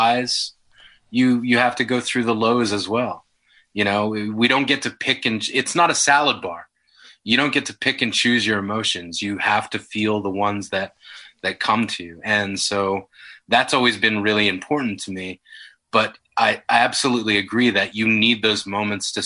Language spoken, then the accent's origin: English; Yellowknife, Northwest Territories, Canada; I grew up in Yellowknife